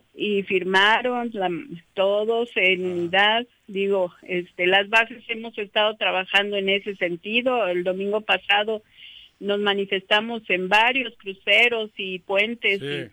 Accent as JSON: {"language": "Spanish", "town": "Jiutepec", "region": "Morelos", "country": "Mexico", "said": "soy de Jutepec"}